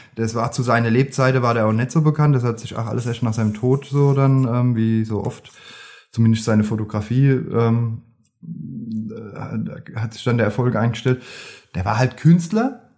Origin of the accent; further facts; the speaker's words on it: Grünstadt, Rhineland-Palatinate, Germany; ich bin aus Grünstadt